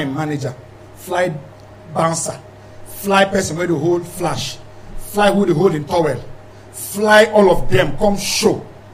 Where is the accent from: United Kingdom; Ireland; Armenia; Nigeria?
Nigeria; Anambra; I'm from Anambra State, I'm Igbo